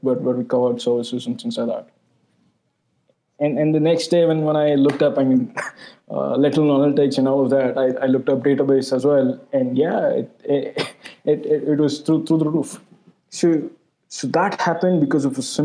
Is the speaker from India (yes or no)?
yes; India; I'm an Indian